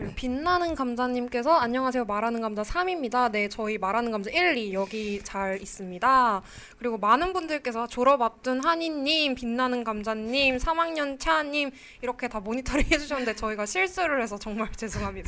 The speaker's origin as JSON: {"language": "Korean", "region": "Seoul", "country": "South Korea", "tie": "born or raised there", "said": "저는 본가가 서울이거든요."}